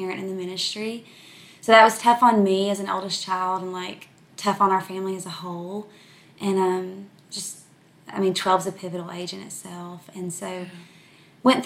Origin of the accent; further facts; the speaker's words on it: El Dorado, Arkansas, United States; now in Dallas-Fort Worth area, United States; I'm from from South Arkansas. I'm from a tiny little town called El Dorado. So I grew up oldest of three kids